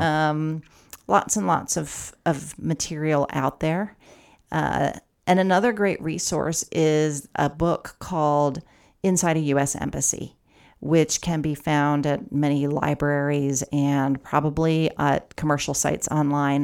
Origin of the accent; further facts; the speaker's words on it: Ohio, United States; moved away; I'm from Ohio.